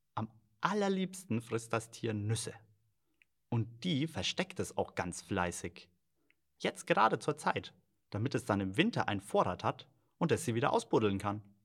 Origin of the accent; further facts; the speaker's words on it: Germany; bei uns in Deutschland